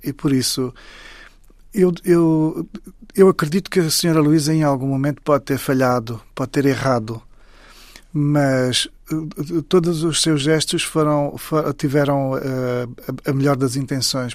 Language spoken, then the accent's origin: Portuguese; Saurimo, Lunda Sul, Angola; moved away; Saurim, que é exatamente a terra onde eu nasci